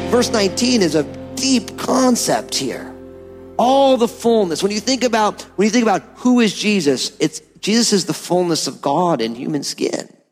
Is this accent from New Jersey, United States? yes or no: yes; New Jersey, United States; I'm from New Jersey